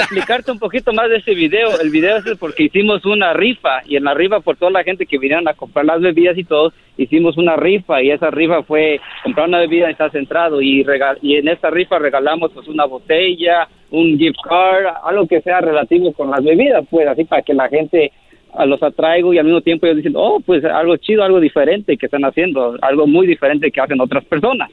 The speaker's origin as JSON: {"language": "Spanish", "town": "San Jose", "region": "California", "country": "United States", "tie": "born or raised there", "also_born_or_lived": "Oaxaca (parents)", "lives_now": "Los Angeles, United States", "said": "Yo soy nacido aquí, en San José, California, pero yo vivo en Los Ángeles"}